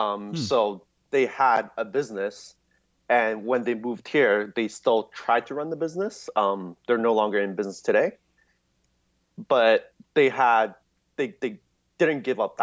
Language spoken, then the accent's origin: English; Canada; also born or lived in Hong Kong; I was born in Canada and then I immediately went to Hong Kong. And I grew up in Hong Kong for the first 7 years of my life. So when I was seven, I moved back to Canada.